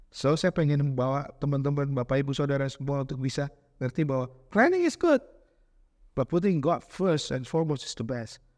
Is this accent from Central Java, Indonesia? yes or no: no; Bandung, West Java, Indonesia; moved away; also born or lived in Jakarta; Saya ini gede di Bandung, walau lahir di Jakarta